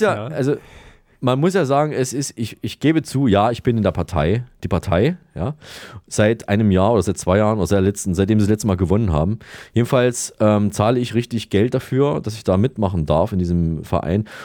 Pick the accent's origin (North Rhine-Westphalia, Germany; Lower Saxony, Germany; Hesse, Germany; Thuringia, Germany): Thuringia, Germany; Saalfeld; Da sind wir in der Nähe, in Saalfeld sind wir ja, geboren.